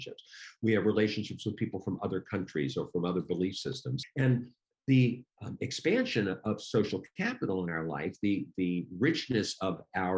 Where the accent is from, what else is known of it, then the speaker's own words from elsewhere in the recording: Washington, District of Columbia, United States; I was from Washington, D.C., not quite the North